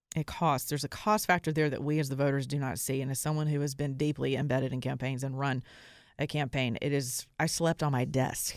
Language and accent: English; the Bible Belt, United States; I'm from the Bible Belt